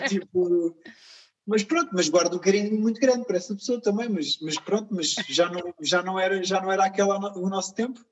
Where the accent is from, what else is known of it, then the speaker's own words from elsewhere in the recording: Portugal; eu nasci cá e eu cresci com amigos cá